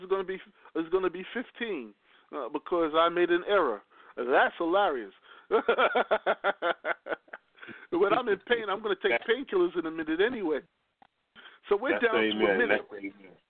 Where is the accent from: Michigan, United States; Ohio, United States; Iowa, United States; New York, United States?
New York, United States; I'm from New York